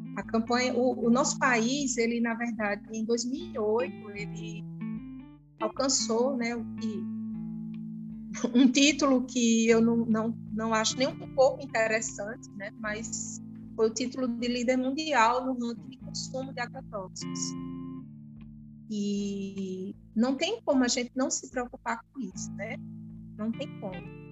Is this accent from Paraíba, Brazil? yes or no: yes; Campina Grande, Paraíba, Brazil; Sou de Campina Grande, Paraíba. É, minha vida toda em Campina Grande, só morei pouquíssimo tempo fora.